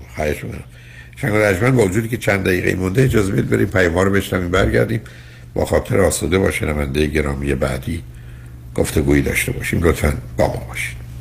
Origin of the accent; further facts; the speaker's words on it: Iran; ما ایرانی هستیم